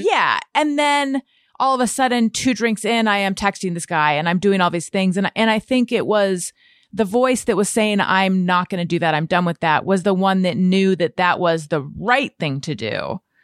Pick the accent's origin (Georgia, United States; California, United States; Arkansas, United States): California, United States; Corona del Mar; also born or lived in Costa Mesa; I'm from a little further down south, Corona del Mar, and then I went away to college, and then I came back and lived in Costa Mesa.